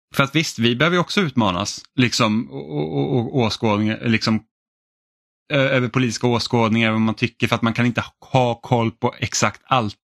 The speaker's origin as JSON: {"language": "Swedish", "country": "Finland", "moved": "yes", "lives_now": "Sweden", "said": "jag är finsk"}